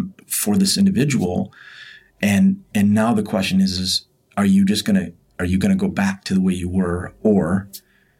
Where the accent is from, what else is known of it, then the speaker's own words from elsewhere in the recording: Byron Center, Michigan, United States; I grew up very rural in Byron Center, Michigan.